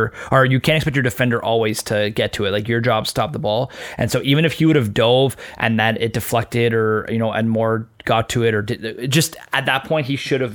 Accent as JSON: {"language": "English", "town": "Toronto", "region": "Ontario", "country": "Canada", "said": "I'm from Toronto, like Toronto FC"}